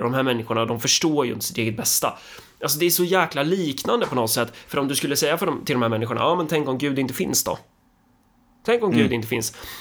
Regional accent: Sweden; jag är så fin och duktig som svensk

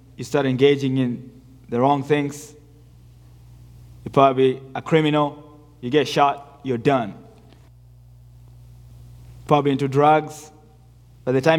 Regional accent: Nairobi, Kenya; moved away; I was born in the second largest slum in Nairobi, called Mathare.

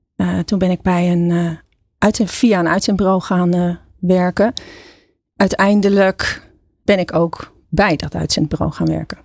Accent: Katwijk, South Holland, Netherlands; moved away as an adult; also born or lived in Leiden; now in Gorinchem, Netherlands; Ik ben in eh, Katwijk aan Zee opgegroeid. Ik ben geboren in Leiden.

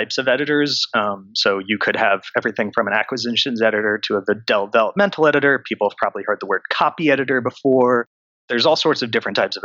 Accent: Connecticut, United States; moved away as an adult; now in New York City, United States; I grew up near New York in Connecticut

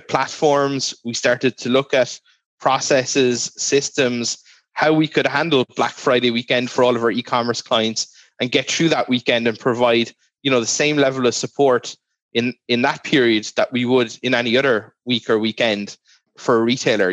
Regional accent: Ireland; born or raised there

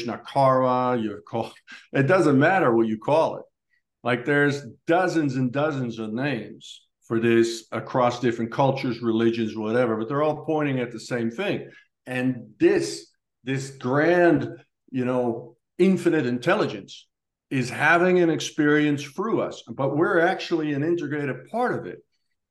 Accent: Netherlands; moved away; born in Holland to these parents and grew up in this neighborhood and this house with these brothers

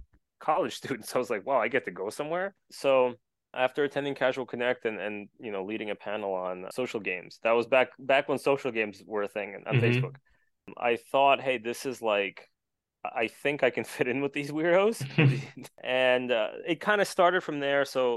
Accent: New York area, United States; I'm from New York area

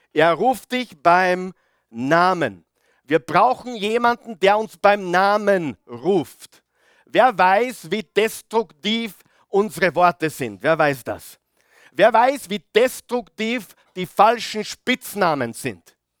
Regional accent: Mühlviertel, Upper Austria, Austria; bei uns im Mühlviertel

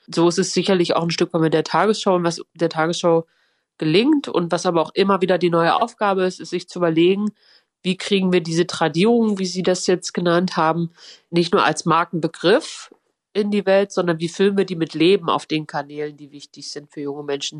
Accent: Halle, Saxony-Anhalt, Germany; ich bin in Halle geboren und aufgewachsen

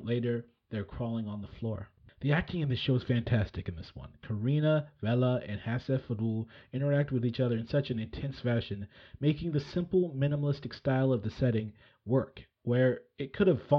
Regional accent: California, United States; I was raised in California.

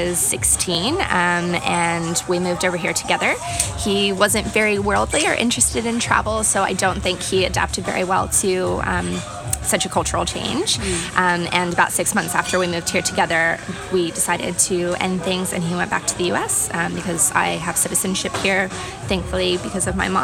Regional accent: outside of Philadelphia, Pennsylvania, United States; moved away as an adult; I grew up right outside of Philadelphia in very much like a small farming country town.

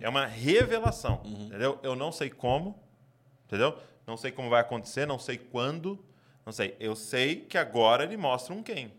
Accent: Brazil; como brasileiro a gente é

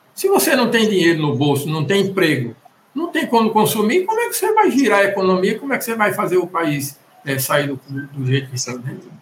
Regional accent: Pernambuco, Brazil; eu sou aqui de Pernambuco

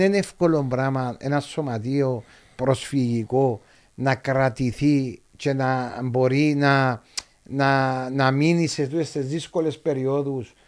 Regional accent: Limassol, Limassol District, Cyprus; γεννηθήκαμε στη Λέμεσο

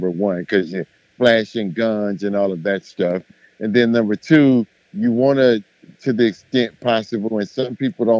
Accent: Miami, Florida, United States; I'm from Miami, and I'm from the hood in Miami

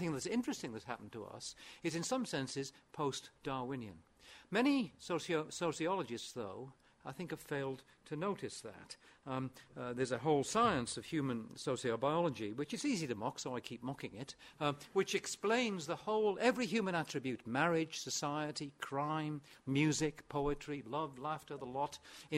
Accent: Aberystwyth, Wales, United Kingdom; born or raised there; first language Welsh; English is a second language

